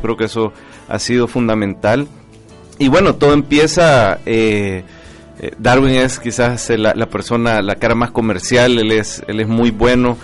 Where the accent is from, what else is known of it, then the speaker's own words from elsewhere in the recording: El Salvador; como salvadoreños